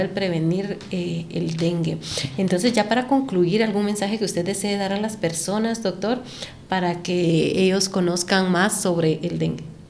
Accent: Guatemala; nosotros como guatemaltecos

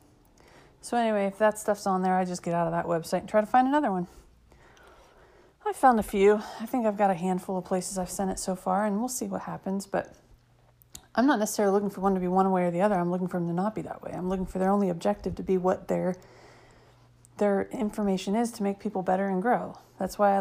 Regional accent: United States; I'm 7 generations into being American

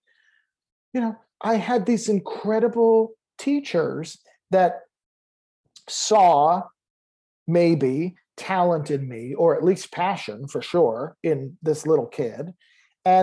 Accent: Lyndhurst, New Jersey, United States; I grew up in New Jersey, very close to New York, like in Lyndhurst, New Jersey

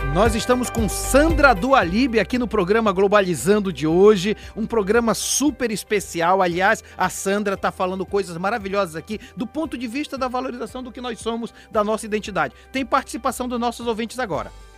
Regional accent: Vigia, Pará, Brazil; eu sou de Vigia

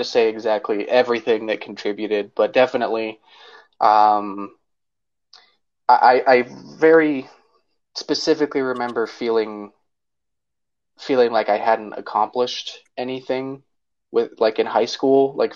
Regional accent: Salt Lake City, Utah, United States; I was born in Salt Lake City and grew up in the Sugar House area my whole life, really close to Highland High School

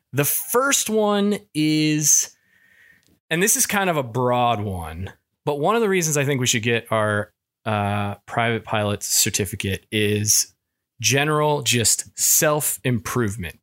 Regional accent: Kentucky, United States; moved away; I, I'm from Kentucky

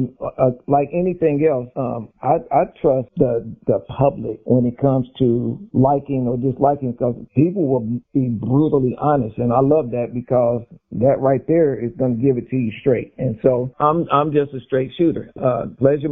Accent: Dayton, Ohio, United States; I'm from Dayton, Ohio

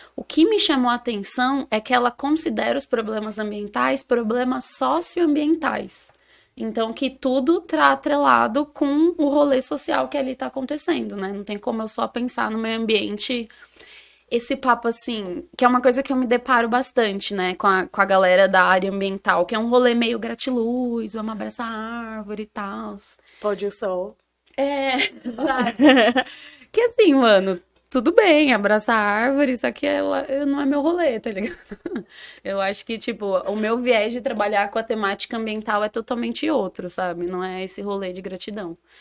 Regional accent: São Paulo, Brazil; also born or lived in Campinas; A minha quebrada é o Elipa, pros íntimos, Heliópolis, Zona Sul de São Paulo

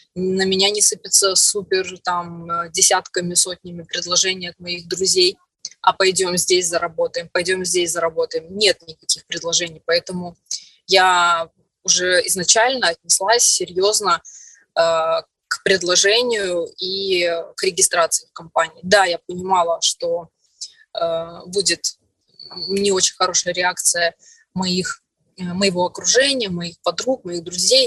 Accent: Orsk, Orenburg Oblast, Russia; moved away as an adult; also born or lived in Perm; now in Moscow, Russia; в Москву приехала из Перми, а в Пермь я приехала из маленького города в Оренбургской области, город Орск

